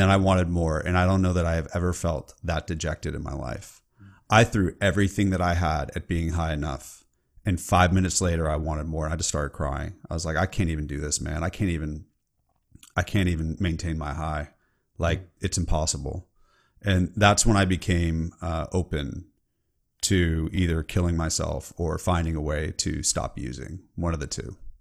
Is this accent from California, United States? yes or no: yes; California, United States; I'm from California